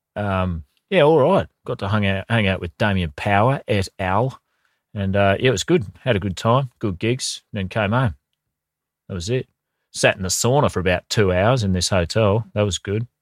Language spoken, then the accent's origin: English; Queensland, Australia; me as a Queenslander.